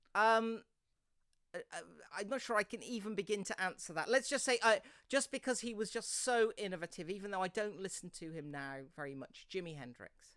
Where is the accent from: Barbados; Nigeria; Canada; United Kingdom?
United Kingdom; near Worcestershire, West Midlands; moved away; I grew up near Worcestershire, but intriguingly, I think the little village church where I grew up.